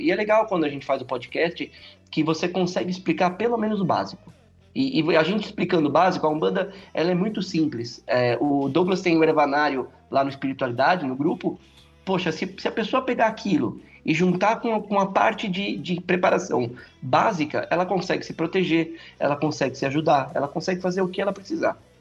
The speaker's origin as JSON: {"language": "Portuguese", "town": "São Bernardo do Campo", "region": "São Paulo", "country": "Brazil", "said": "eu sou aqui de São Bernardo do Campo, São Paulo"}